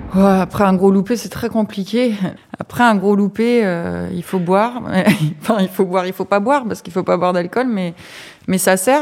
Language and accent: French; Aube, Grand Est, France; Je suis originaire de l'Aube